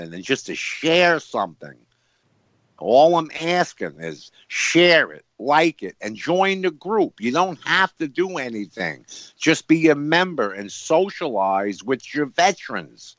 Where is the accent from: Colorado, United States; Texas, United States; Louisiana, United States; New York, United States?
New York, United States; One is in New York, my hometown.